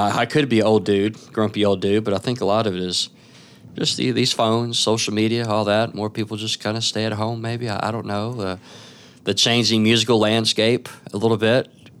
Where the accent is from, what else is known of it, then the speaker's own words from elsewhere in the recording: Pine Bluff, Arkansas, United States; moved away as an adult; now in Memphis, United States; I'm originally from Pine Bluff, Arkansas, and I moved here for an orchestra scholarship.